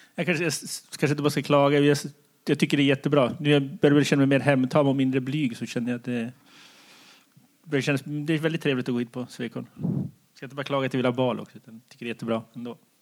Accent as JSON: {"language": "Swedish", "town": "Kiruna", "region": "Norrbotten County", "country": "Sweden", "tie": "born or raised there", "moved": "yes", "said": "Jag är ju sprungen från Kiruna"}